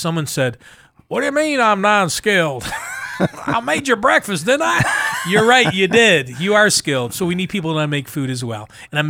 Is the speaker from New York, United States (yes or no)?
yes; New York, United States; moved away as an adult; also born or lived in Kansas / Mississippi; now in Buffalo, United States; I was born and raised in New York, went to college in Kansas, moved to Mississippi. I have affection for all three communities.